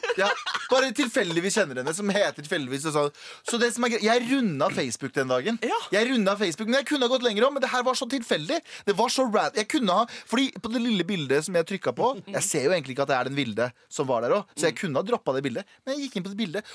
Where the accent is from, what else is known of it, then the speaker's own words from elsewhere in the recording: Norway; jeg har alltid sagt at jeg er norsk, og han veit at jeg er norsk